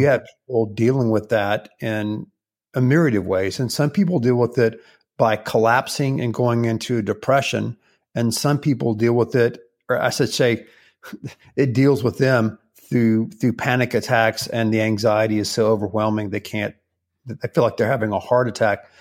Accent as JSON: {"language": "English", "region": "the Carolinas", "country": "United States", "tie": "born or raised there", "moved": "yes", "lives_now": "Houston, United States", "said": "when I was growing up in the Carolinas when I was a little boy"}